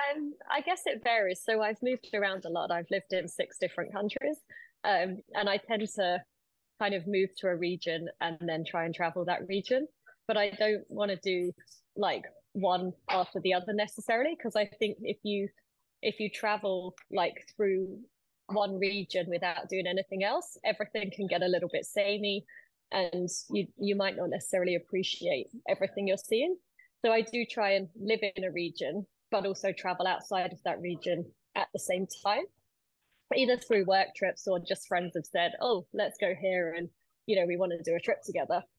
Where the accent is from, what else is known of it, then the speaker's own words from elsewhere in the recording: United Kingdom; we're both British